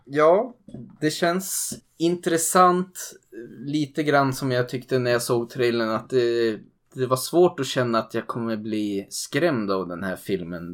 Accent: Sweden; som svensk

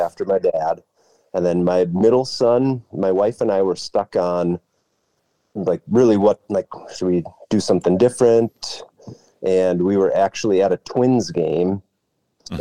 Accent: Albany, Minnesota, United States; I grew up in Albany, Minnesota

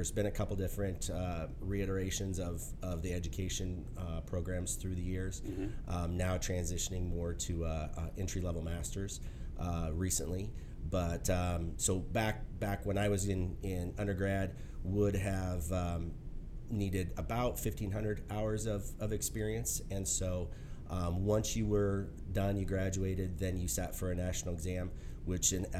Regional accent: Central Iowa, United States; Grew up Central Iowa

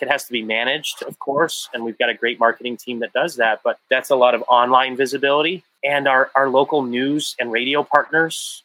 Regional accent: Johannesburg, Gauteng, South Africa; also born or lived in Canada; now in United States; I was born in Johannesburg, South Africa, moved to Canada, and finally became a citizen of the US.

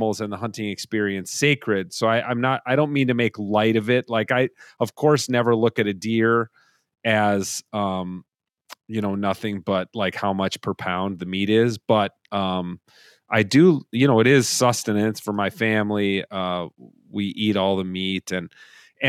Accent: Minnesota, United States; as a Minnesotan

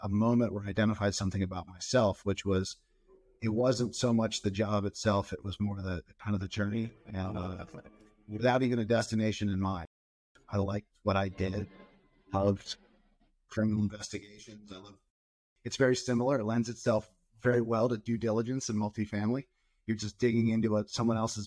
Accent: outside of Philadelphia, New Jersey, United States; moved away as an adult; now in West Coast, United States; I grew up in New Jersey, outside of Philadelphia area

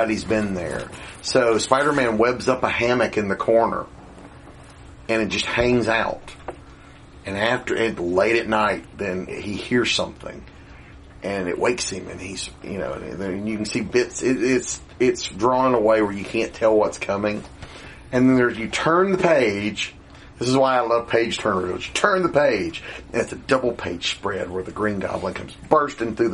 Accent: Winder, Georgia, United States; also born or lived in Doraville, Georgia; when I was 12, we moved from Doraville to Winder

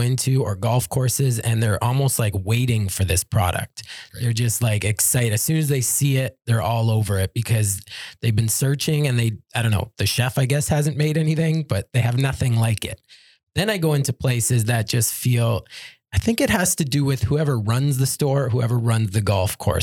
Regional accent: Toronto, Ontario, Canada; I'm from Toronto

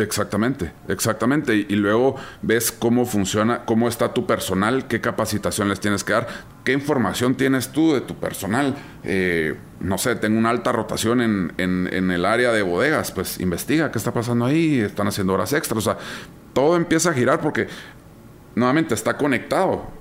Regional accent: Guatemala

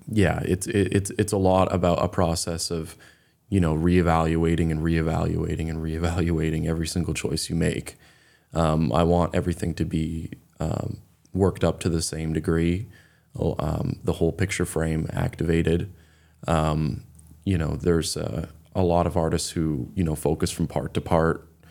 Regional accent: Raymond, Maine, United States; also born or lived in Beverly, Massachusetts; I grew up in Raymond, Maine.

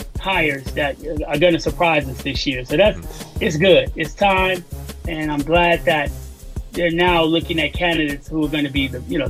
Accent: Chicago, Illinois, United States; You know, I'm from Chicago, so I can never root for them.

